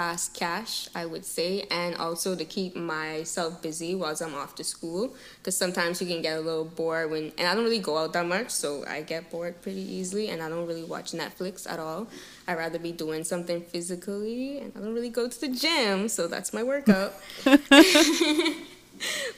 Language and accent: English; Bahamas; moved away as an adult; now in Toronto, Canada; I'm from the Bahamas, and I go to school in Toronto at York University